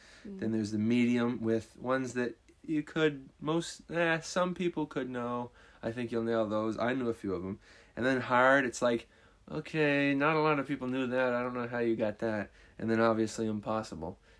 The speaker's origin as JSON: {"language": "English", "region": "Vermont", "country": "United States", "said": "We're from Vermont."}